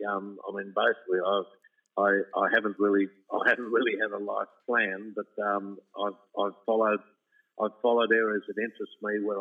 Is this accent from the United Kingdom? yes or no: no; Warwick, Queensland, Australia; my father's parents, my grandparents, my paternal grandparents were on a property outside Warwick, so I was raised in Warwick and sent away to boarding school.